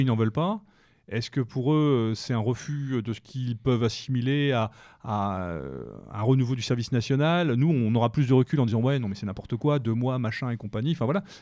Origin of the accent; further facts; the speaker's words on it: France; chez nous, en France